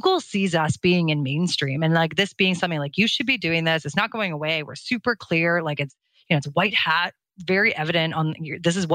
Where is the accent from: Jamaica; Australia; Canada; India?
Canada; I'm Canadian